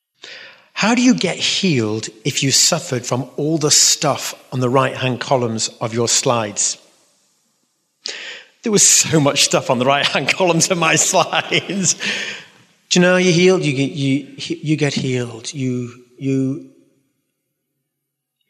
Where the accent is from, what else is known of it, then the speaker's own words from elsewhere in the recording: London, United Kingdom; accent: London; It's my London accent